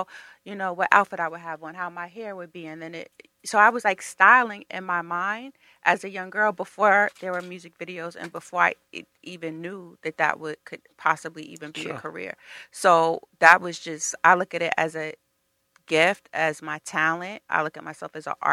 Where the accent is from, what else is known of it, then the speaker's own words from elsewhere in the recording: Mount Vernon, New York, United States; we're both from Mount Vernon